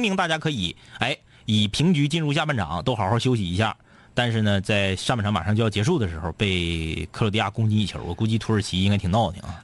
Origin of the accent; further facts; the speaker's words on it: Changchun, Jilin, China; 至少我俩家乡的球队现场我俩还去